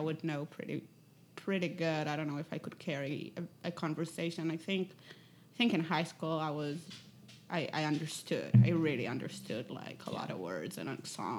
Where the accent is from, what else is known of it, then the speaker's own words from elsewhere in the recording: Israel; English is a second language; But when I grew up, I think all the way until 16, it was most